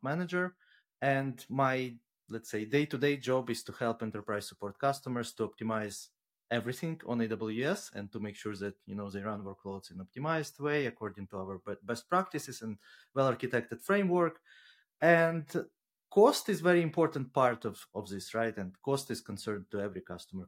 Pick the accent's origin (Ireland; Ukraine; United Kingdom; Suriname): Ukraine; now in Luxembourg; I'm originally from Ukraine and, but at the moment based out of Luxembourg